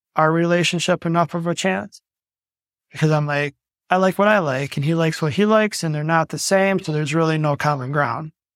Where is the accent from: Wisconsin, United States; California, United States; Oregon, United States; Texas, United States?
Wisconsin, United States; Milwaukee; now in Hales Corners, United States; born and raised in Milwaukee. I grew up in a duplex above my grandparents on the south side of Milwaukee.